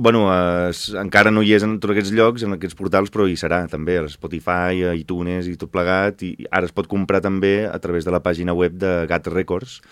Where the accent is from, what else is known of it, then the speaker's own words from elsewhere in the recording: Valencia, Valencian Community, Spain; now in Arenys, Spain; jo sóc nascut a València